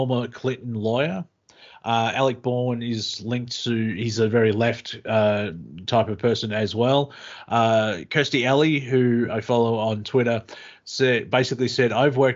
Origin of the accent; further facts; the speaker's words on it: Australia; being Australian